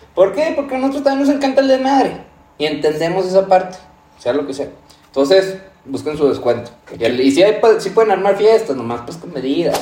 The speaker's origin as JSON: {"language": "Spanish", "region": "Durango", "country": "Mexico", "said": "aquí es Durango y vamos a hablar de, los destinos que como duranguenses, norteños"}